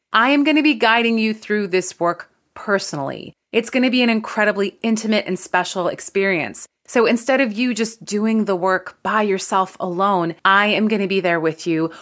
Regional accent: Canada; I'm Canadian

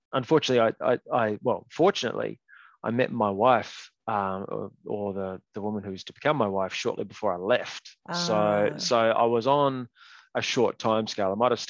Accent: Hobart, Tasmania, Australia; I grew up and have lived in Hobart for most of my life, apart mm-hmm. from a brief period overseas.

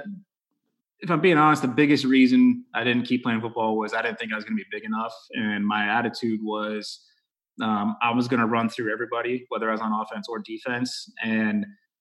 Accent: Texas, United States; growing up in Texas, obviously I played football.

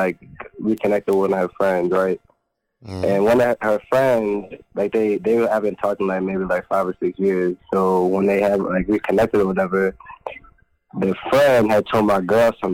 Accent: New Orleans, Louisiana, United States; I'm from New Orleans

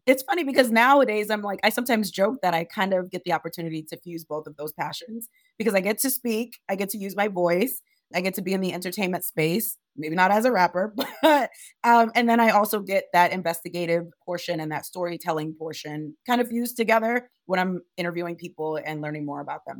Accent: Providence, Rhode Island, United States; also born or lived in Monrovia, Liberia; I grew up in Providence, Rhode Island

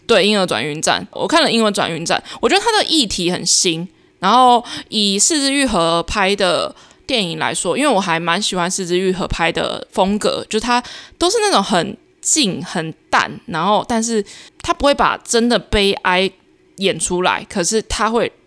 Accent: Taiwan; 所有台湾人通病

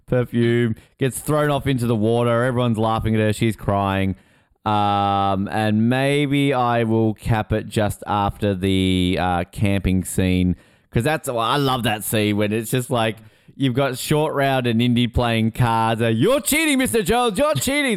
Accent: Australia; I'm Australian

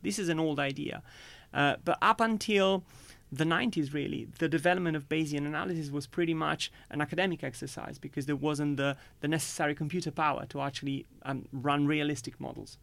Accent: Italy; moved away as an adult; now in United Kingdom; growing up in Italy

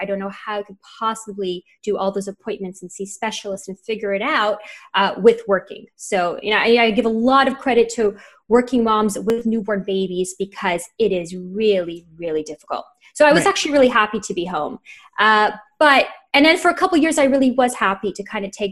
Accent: Montreal, Quebec, Canada; moved away; also born or lived in New York / Miami / Los Angeles; I'm from Montreal

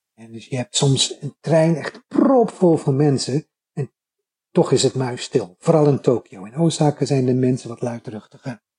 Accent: Netherlands; now in Japan; ik was een van die twee fijngevoelige, beleefde Nederlanders.

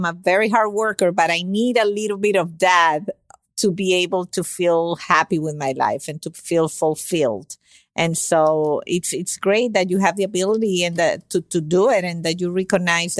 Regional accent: Venezuela; first language Spanish; English is a second language; now in United States; I'm from Venezuela originally, but I've been in the States for 25 years almost.

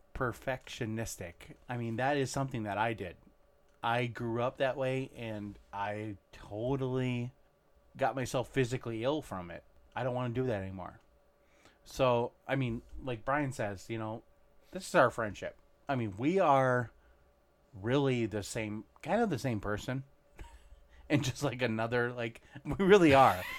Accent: Monticello, Minnesota, United States; we grew up in Monticello, Minnesota. I, I moved there when I was in third, actually in second grade.

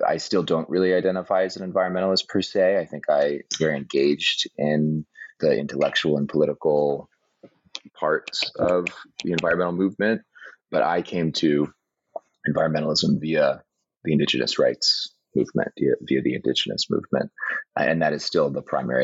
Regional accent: Oakland, California, United States; now in Bremerton, United States; I grew up in Oakland, California

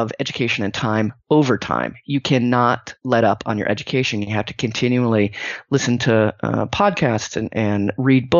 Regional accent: Silicon Valley, California, United States; I grew up in the Silicon Valley.

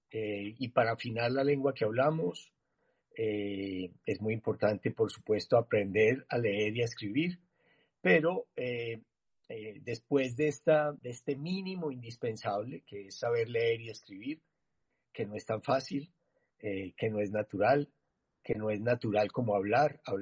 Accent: Medellín, Antioquia, Colombia; born there; nací en Medellín hace 63 años

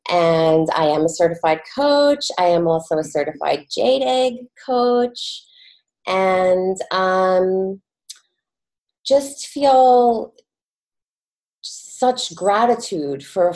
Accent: New York, United States; I am a New Yorker. I've born and raised living in New York with two sons

